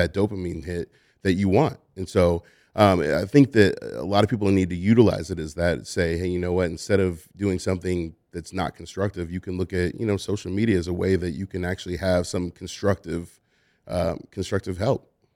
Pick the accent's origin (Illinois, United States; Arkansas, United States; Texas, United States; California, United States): California, United States; Oakland; I'm from Oakland.